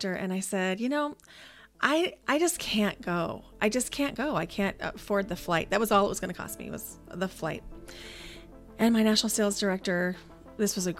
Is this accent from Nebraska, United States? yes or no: yes; Nebraska, United States; moved away as an adult; also born or lived in Idaho; I grew up in Nebraska, but I found myself in Idaho beginning in 2004